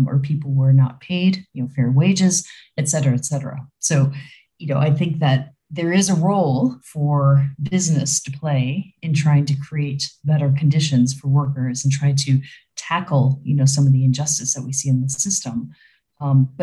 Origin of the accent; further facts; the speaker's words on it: Chicago, Illinois, United States; moved away as an adult; also born or lived in Africa; now in Switzerland; I'm originally from the Chicagoland area in Illinois